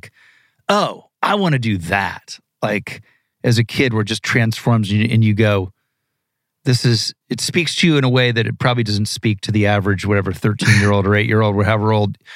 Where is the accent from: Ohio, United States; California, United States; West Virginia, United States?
Ohio, United States; moved away; I'm from Ohio